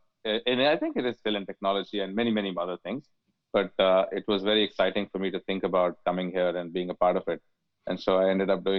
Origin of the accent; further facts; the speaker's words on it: India; moved away as an adult; also born or lived in Chicago; now in United States; I grew up in India. Mm-hmm. And moved to the country when I was 22, moved first to Chicago